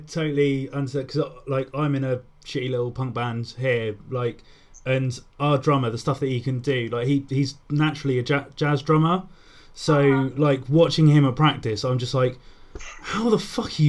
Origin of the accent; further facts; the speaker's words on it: United Kingdom; being from the UK, I know nothing of what sort of the underground sort of DIY scene is like in America.